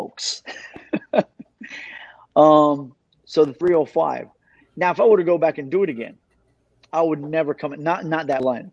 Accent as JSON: {"language": "English", "town": "Miami Gardens", "region": "Florida", "country": "United States", "tie": "born or raised there", "also_born_or_lived": "Paterson, New Jersey", "said": "Growing up in Carroll City, for me, it wasn't a walk in the park"}